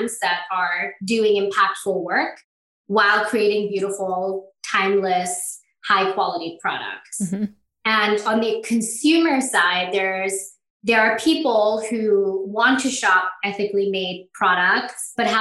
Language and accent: English; Bangladesh; moved away; I'm originally from Bangladesh